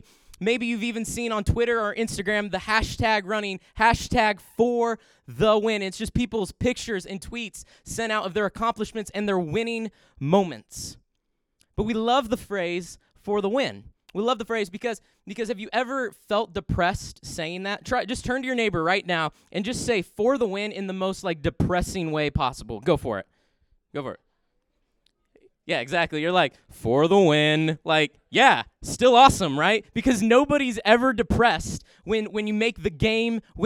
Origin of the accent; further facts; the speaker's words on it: Indiana, United States; we grew up in Indiana